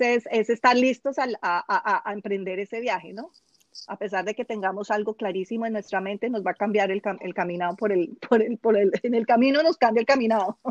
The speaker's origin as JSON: {"language": "Spanish", "country": "Colombia", "also_born_or_lived": "United Arab Emirates", "moved": "yes", "said": "vivo en el exterior, soy colombiana, pero vivo en el exterior hace muchísimos años."}